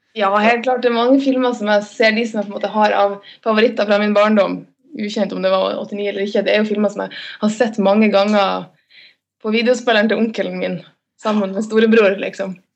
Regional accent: Lofoten, Nordland, Norway; på det lille småbruket oppe i Lofoten, der jeg er fra.

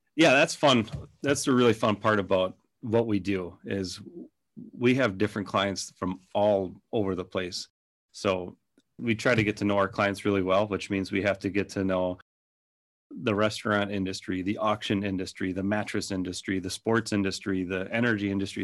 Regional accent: Minnesota, United States; accent: Minnesota; by my accent that it started up in Minnesota, and we're still in Minnesota

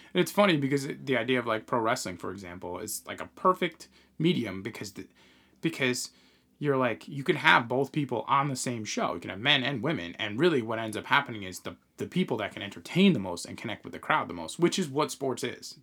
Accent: Long Island, New York, United States; moved away as an adult; now in North Carolina, United States; we grew up in the Northeast, uh, on, you know, we, we grew up on Long Island

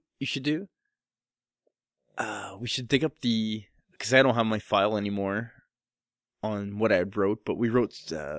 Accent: Canada; It was an accent thing. I'm Canadian.

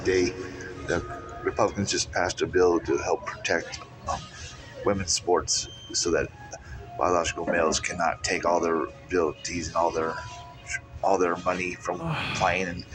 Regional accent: Washington, United States; This is my home state, Seattle. Washington is not my home city, but my home state is

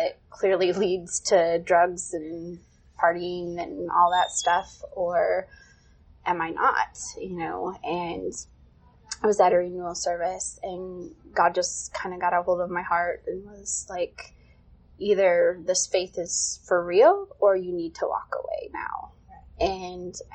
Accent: Burton, Michigan, United States; moved away as an adult; I grew up in the suburbs of Flint. I'm originally from the Flint area, Burton

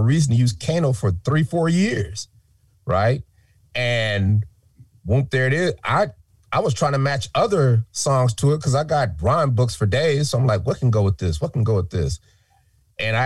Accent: Denver, Colorado, United States; moved away; we're from Denver

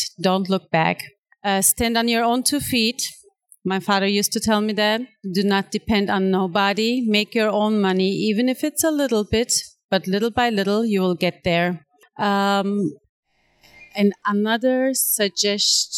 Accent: Turkey; now in Italy; I'm originally from Turkey, living in Italy for several years

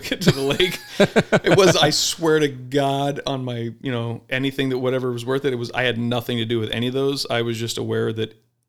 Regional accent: Mesa, Arizona, United States; Mesa, Arizona.

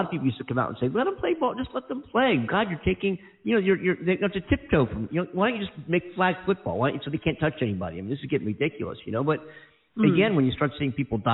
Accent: Philadelphia, Pennsylvania, United States; also born or lived in Columbus, Ohio; now in Los Angeles, United States; I'm from Philadelphia, and I'm big time Eagles fan.

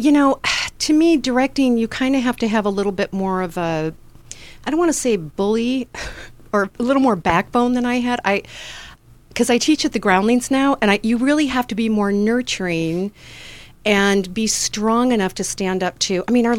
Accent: Detroit, Michigan, United States; I'm from Detroit.

